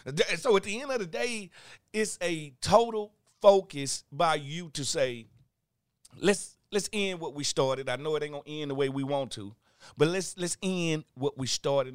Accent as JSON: {"language": "English", "region": "Mississippi", "country": "United States", "moved": "yes", "said": "I'm from Mississippi"}